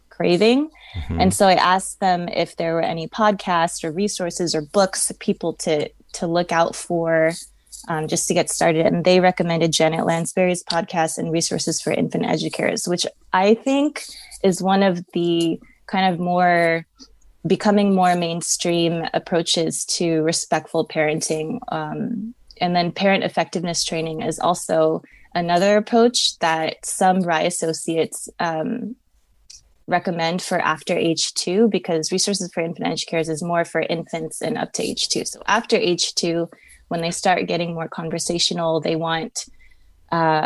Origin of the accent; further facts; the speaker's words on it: Long Beach, California, United States; I'm born and raised in Long Beach, California